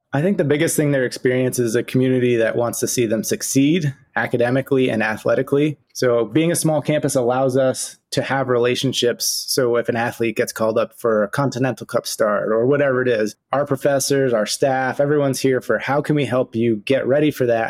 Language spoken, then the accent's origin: English; Saranac Lake, New York, United States; I grew up in Saranac Lake